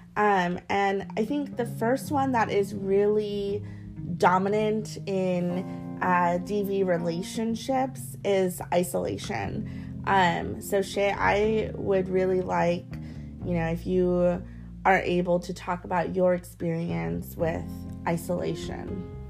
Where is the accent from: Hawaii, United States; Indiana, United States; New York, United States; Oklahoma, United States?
Hawaii, United States; growing up in Hawaii and being mixed